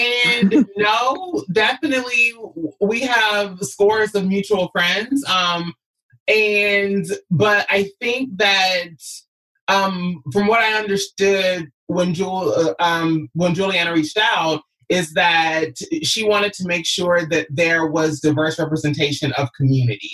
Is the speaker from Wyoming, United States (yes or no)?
no; Kentucky, United States; moved away as an adult; also born or lived in Los Angeles; I came from Kentucky at 19 years old